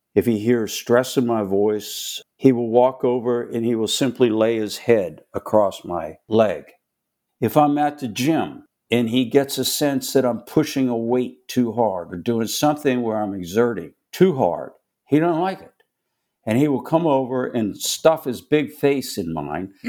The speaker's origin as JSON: {"language": "English", "town": "Pittsburgh", "region": "Pennsylvania", "country": "United States", "tie": "born or raised there", "moved": "as an adult", "lives_now": "Charlotte, United States", "said": "Born and raised in Pittsburgh, Pennsylvania."}